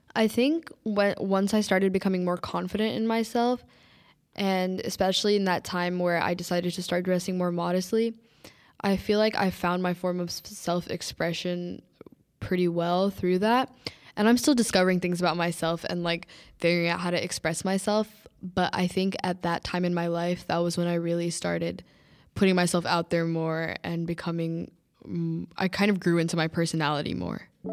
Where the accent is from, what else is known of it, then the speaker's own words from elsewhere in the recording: United States; I was born in America, raised in America